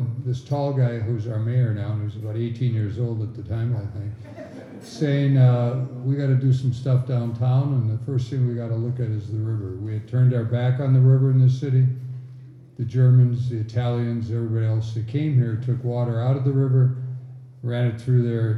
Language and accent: English; Milwaukee, Wisconsin, United States; I grew up in Milwaukee